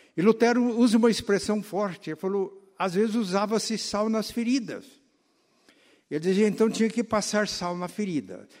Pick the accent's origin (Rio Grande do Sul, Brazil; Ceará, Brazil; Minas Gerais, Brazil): Minas Gerais, Brazil; moved away; mineiros lá da minha terra